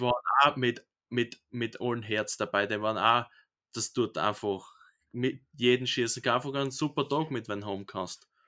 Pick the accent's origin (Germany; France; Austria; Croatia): Austria; bei uns in Österreich